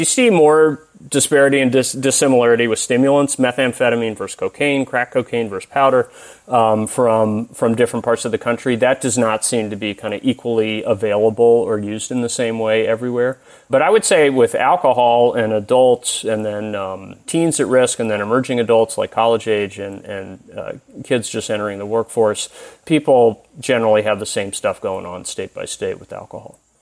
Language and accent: English; Tennessee, United States; moved away; I'm originally from Tennessee